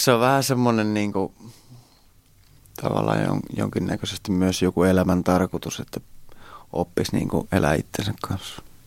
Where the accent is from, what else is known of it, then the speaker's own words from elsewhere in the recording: Hämeenkyrö, Pirkanmaa, Finland; Holmalan tie tuolla Hämeenkyrössä päin, mistä mä oon kotoisin